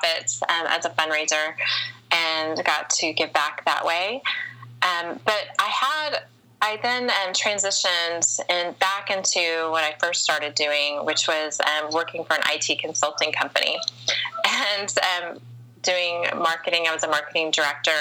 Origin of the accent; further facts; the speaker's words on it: the South, United States; an older woman growing up in the South and being over 35 and unmarried